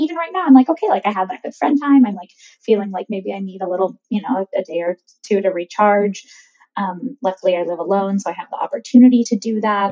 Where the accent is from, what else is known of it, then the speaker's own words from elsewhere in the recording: California, United States; I'm born and raised in California